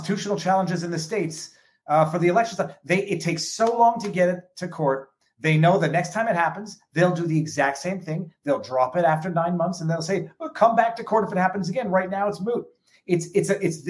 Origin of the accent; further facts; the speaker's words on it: Canada; moved away as an adult; I'm not a citizen here yet. I'm still a Canadian citizen. I'm here on a visa